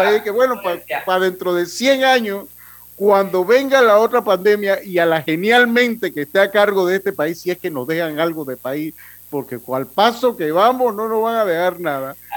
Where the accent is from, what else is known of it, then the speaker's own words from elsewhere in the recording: Panama; como panameño